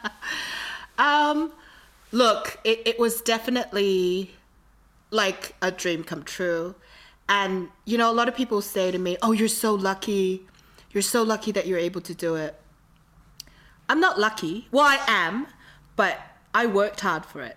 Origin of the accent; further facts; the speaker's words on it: Australia; I was from Australia.